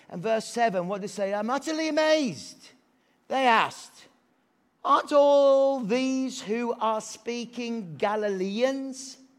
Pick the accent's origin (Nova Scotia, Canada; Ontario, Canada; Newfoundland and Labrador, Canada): Newfoundland and Labrador, Canada; Are you Irish? No, I'm from Newfoundland.